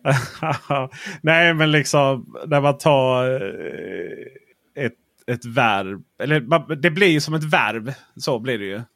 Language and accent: Swedish; Blekinge, Sweden; jag är från Blekinge